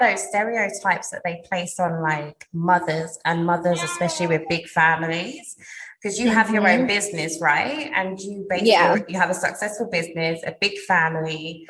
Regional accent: United Kingdom; obviously I'm British

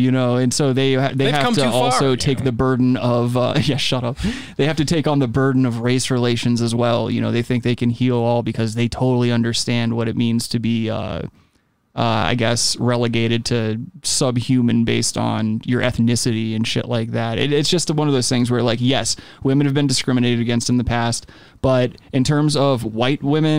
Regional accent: Myrtle Beach, South Carolina, United States; I was born and raised in Myrtle Beach

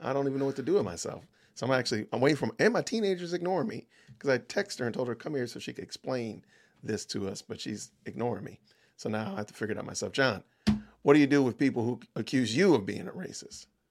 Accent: Atlanta, Georgia, United States; I'm from Atlanta

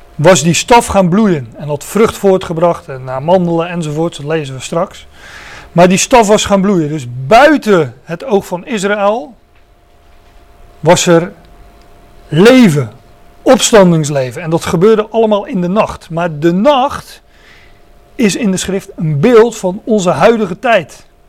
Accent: Netherlands; nu zijn wij Nederlanders

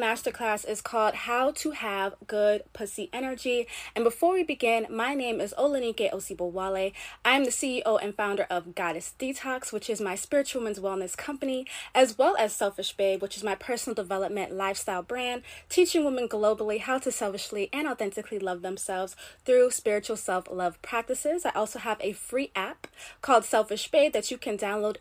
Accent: Jamaica; I'm Caribbean. I'm Jamaican.

